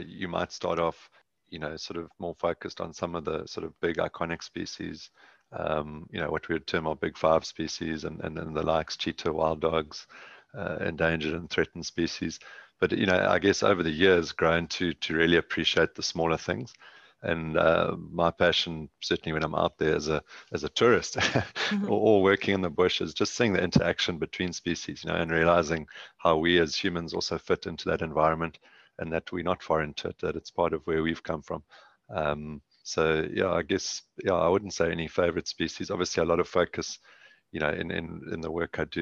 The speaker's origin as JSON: {"language": "English", "region": "KwaZulu-Natal", "country": "South Africa", "tie": "born or raised there", "moved": "yes", "lives_now": "Southern Cape, South Africa", "said": "Grew up on a farm, between a farm and a house in KwaZulu-Natal"}